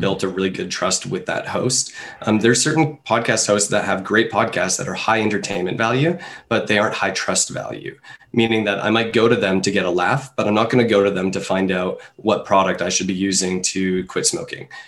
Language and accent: English; Canada; I'm a Canadian